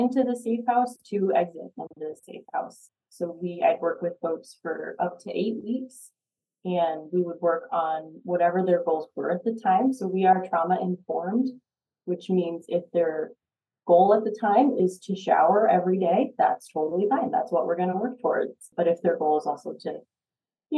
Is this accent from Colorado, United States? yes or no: yes; Boulder, Colorado, United States; I grew up in the Boulder area, so I've been here a long time